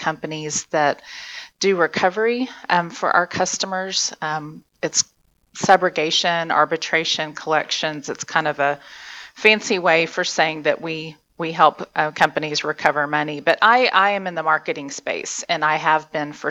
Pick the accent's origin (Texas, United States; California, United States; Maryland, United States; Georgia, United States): Texas, United States; Friendswood; also born or lived in Brownwood, Texas; now in Edmond, United States; I was born and raised in Texas